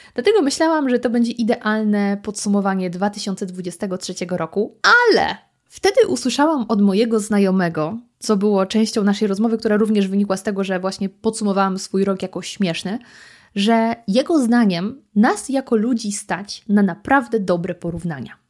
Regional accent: Lower Silesian Voivodeship, Poland; moved away; ja pochodzę z Dolnego Śląska. U nas jest wiele miejscowości zdrojowych, jak chociażby Świeradów Zdrój, do którego mamy tylko kilka kilometrów

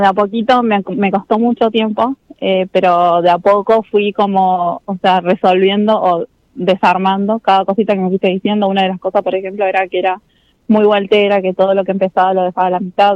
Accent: General Roca, Río Negro, Argentina; de General Roca

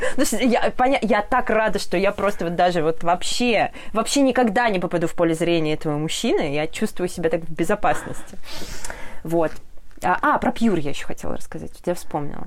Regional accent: Orenburg, Orenburg Oblast, Russia; now in Ufa, Russia; я из Оренбурга сама

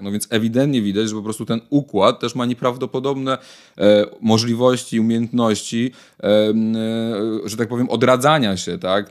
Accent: Warsaw, Masovian Voivodeship, Poland; się wychowałem w Warszawie

